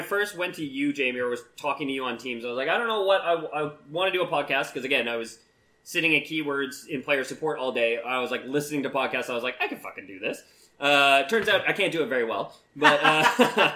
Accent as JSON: {"language": "English", "country": "Canada", "said": "we are from Canada"}